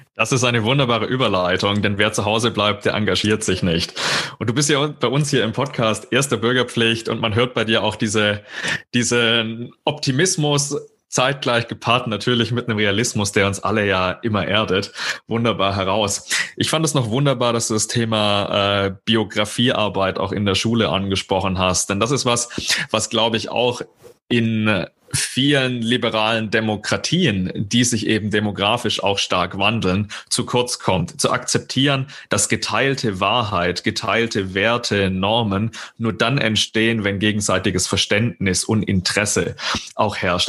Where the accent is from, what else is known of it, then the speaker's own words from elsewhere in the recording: Southern Germany, Germany; now in Bochum, Germany; Ich bin kein gebürtiges Kind des Ruhrgebiets. Man hört das auch noch so ein bisschen. Ich komme aus Süddeutschland